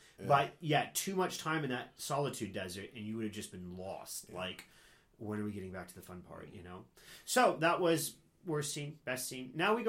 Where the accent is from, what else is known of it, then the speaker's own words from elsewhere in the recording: England, United Kingdom; I'm English. You still haven't figured that out.